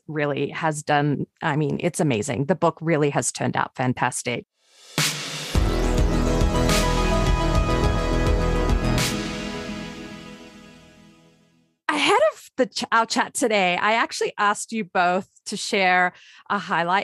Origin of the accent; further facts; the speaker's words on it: Australia; now in United States; Well, I'm Australian. I guess I'm Australian American now.